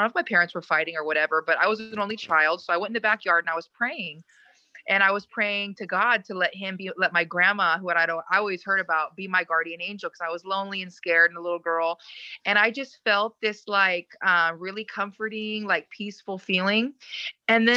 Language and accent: English; Bay Area, California, United States; I'm from the Bay Area of California